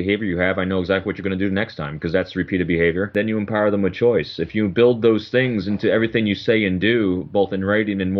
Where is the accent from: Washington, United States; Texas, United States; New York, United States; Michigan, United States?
New York, United States; West Point; also born or lived in Rockland County, New York; I was probably about 40 minutes from West Point, where I grew up.